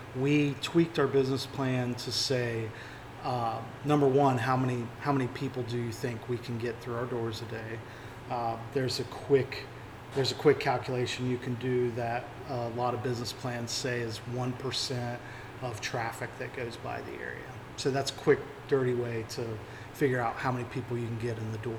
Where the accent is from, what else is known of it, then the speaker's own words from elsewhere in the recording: New Haven, West Virginia, United States; moved away as an adult; also born or lived in Florida; I grew up in New Haven, West Virginia.